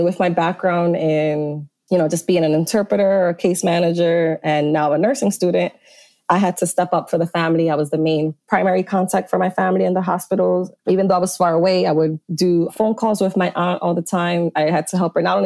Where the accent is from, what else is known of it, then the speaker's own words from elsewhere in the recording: Philadelphia, Pennsylvania, United States; I grew up around Temple and this is my community here in Philadelphia